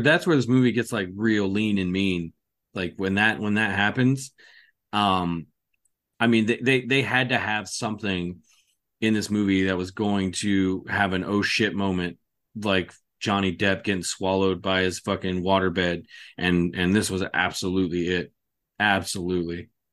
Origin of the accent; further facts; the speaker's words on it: California, United States; where I was growing up in California in the apartment complex